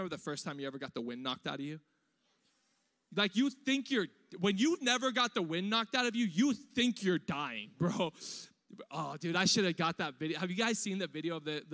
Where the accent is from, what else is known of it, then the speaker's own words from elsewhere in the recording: Riverside, California, United States; also born or lived in East Los Angeles; I was born in East LA. I was raised in East Riverside, which is like Diet Compton.